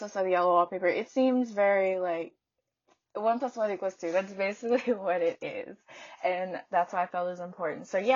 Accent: the South, United States; I'm from the South

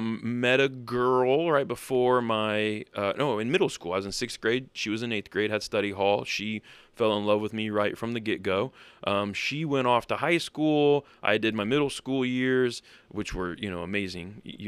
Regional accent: central Illinois, United States; also born or lived in Colorado Springs / Germany; now in northern Indiana, United States; I grew up in Central Illinois.

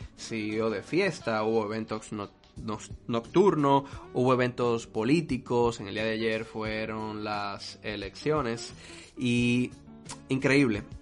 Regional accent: Dominican Republic; en mi país

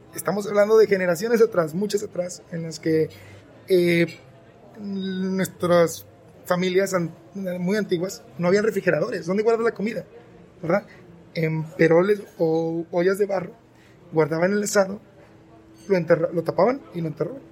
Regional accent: Mexico; yo que soy mexicano

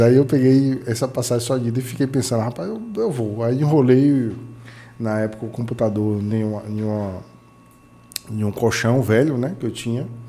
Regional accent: Itajuípe, Bahia, Brazil; eu sou de Itajuípe

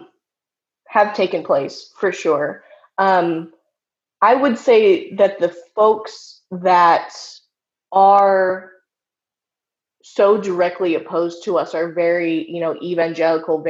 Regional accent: Seattle, Washington, United States; I'm from Seattle, and so my experience in my chapter of the Satanic Temple

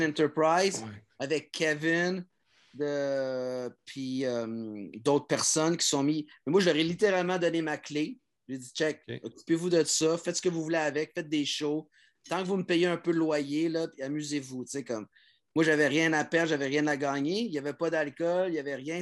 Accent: Montreal, Quebec, Canada; je l'ai fait de Montréal en tant que Français québécois

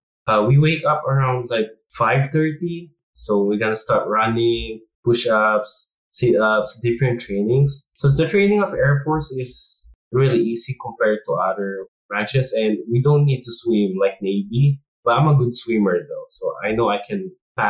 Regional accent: Philippines; now in United States; And we came from Philippines too. Like, we see our, like, how our Philippine military trains.

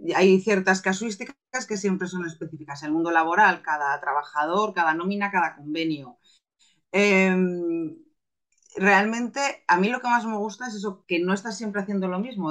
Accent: Zaragoza, Aragon, Spain; soy una maña, soy de Zaragoza

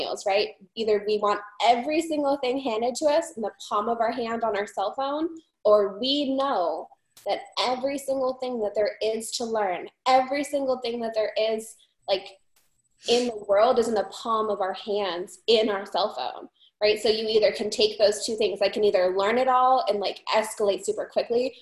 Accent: Phoenix, Arizona, United States; also born or lived in Montana; I am from the Valley of the Sun

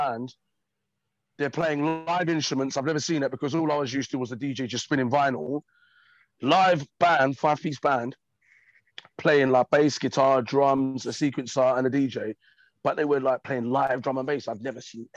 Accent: London, United Kingdom; born and raised in East London

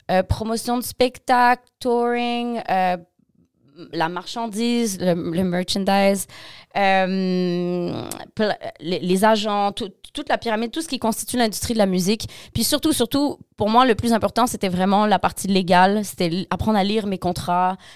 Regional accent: Montreal, Quebec, Canada; also born or lived in Montmagny; OK, donc je suis née à Montmagny. Euh, ma mère est québécoise, mon père est français sénégalais, breton sénégalais.

